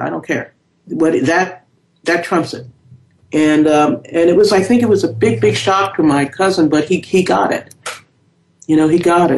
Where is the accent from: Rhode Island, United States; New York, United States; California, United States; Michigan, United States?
New York, United States; New York City; I was born and raised in the South Bronx in New York City